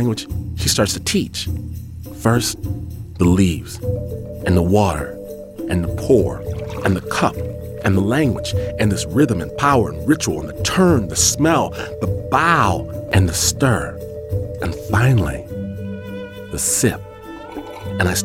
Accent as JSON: {"language": "English", "region": "Midwest", "country": "United States", "also_born_or_lived": "Michigan", "said": "I'm from the Midwest"}